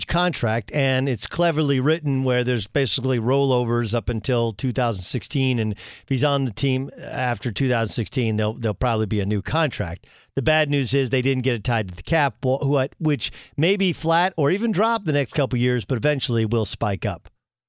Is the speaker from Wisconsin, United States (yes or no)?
yes; Whitefish Bay, Wisconsin, United States; I was born in Whitefish Bay at Columbia Hospital.